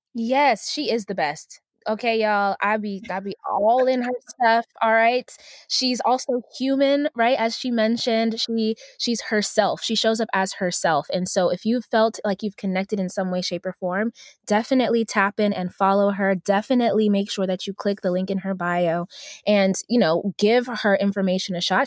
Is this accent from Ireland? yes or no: no; Uganda; moved away; I'm, I'm originally from Uganda, so I'm African